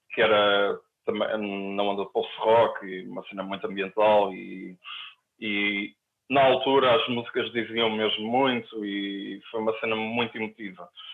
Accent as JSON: {"language": "Portuguese", "town": "Ovar", "region": "Aveiro District", "country": "Portugal", "tie": "born or raised there", "moved": "yes", "lives_now": "Porto, Portugal", "said": "quando eu era adolescente, em Ovar"}